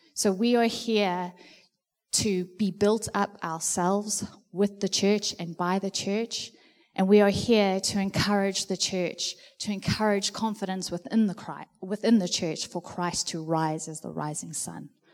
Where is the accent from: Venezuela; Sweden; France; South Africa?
South Africa; now in New Zealand; being a South African